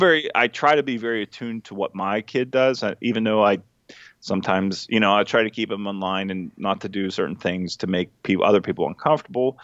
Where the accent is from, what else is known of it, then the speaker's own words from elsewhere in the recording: Dillsburg, Pennsylvania, United States; I got a brewery in my hometown